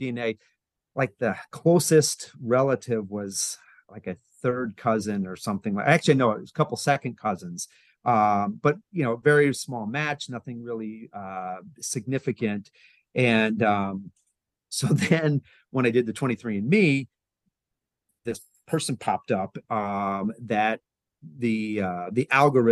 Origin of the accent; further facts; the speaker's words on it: Lancaster, Pennsylvania, United States; I grew up in, I was born in Lancaster, Pennsylvania